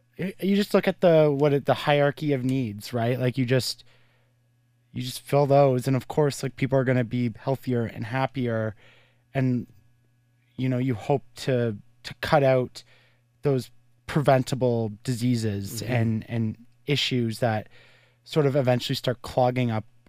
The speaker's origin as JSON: {"language": "English", "town": "Carleton Place", "region": "Ontario", "country": "Canada", "tie": "born or raised there", "said": "I'm from Carlton Place"}